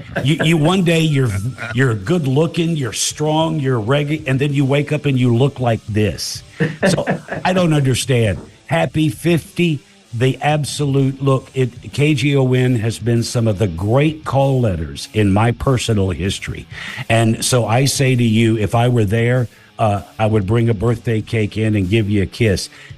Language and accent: English; the South, United States; also born or lived in California; now in North Carolina, United States; I've got a beautiful home on the lake in North Carolina. I'm from the South, so that feels comfortable to me.